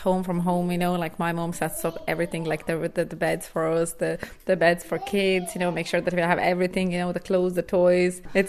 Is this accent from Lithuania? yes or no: yes; Lithuania; moved away as an adult; now in Ireland; So a small village, yeah, that's where I grew up. And I left Lithuania when I was 18. So I've been living in Ireland since. So that is about, 12 years?